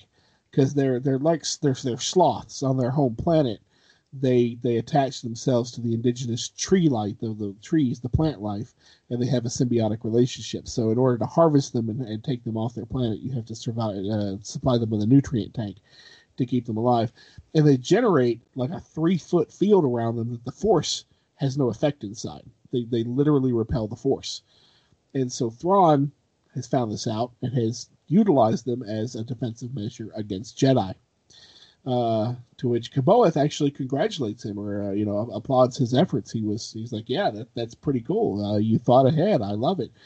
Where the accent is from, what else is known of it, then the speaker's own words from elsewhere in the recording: Kentucky, United States; I'm from Kentucky